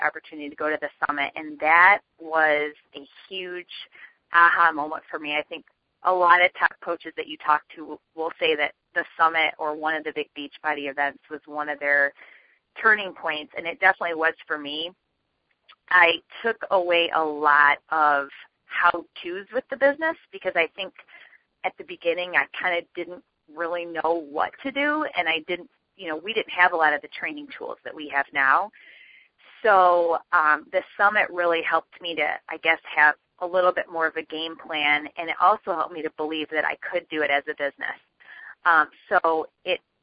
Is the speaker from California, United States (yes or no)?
no; Michigan, United States; I actually live in Michigan. I'm born and raised in Michigan